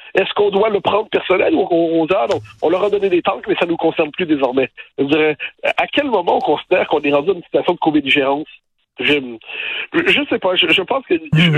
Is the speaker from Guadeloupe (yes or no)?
no; Quebec, Canada; now in France